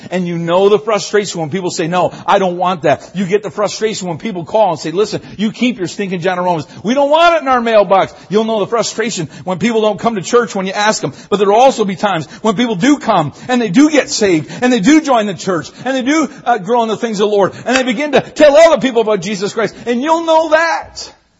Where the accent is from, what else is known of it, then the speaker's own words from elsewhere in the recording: Newfoundland and Labrador, Canada; People ask all the time, are you from the States? I'm not. I'm from Newfoundland.